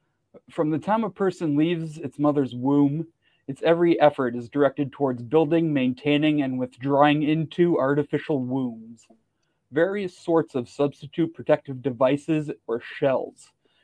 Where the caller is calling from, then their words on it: Toronto, Ontario, Canada; From Toronto, Ontario, and occupied Turtle Island.